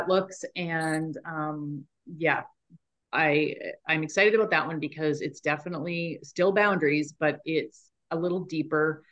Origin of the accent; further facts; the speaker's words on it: Canada; we're from Canada.